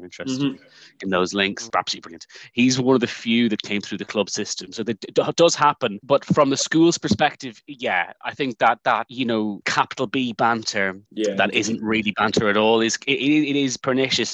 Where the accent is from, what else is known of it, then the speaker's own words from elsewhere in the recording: Dublin, Leinster, Ireland; moved away; I'm from Dublin